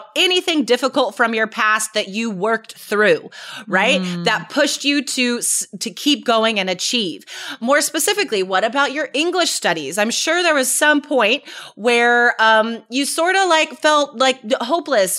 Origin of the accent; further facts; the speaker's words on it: United States; we're American